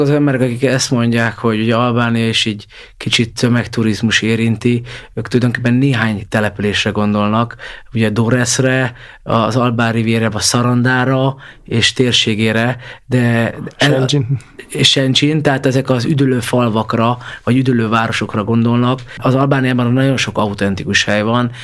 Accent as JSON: {"language": "Hungarian", "country": "Hungary", "said": "magyarok vagyunk"}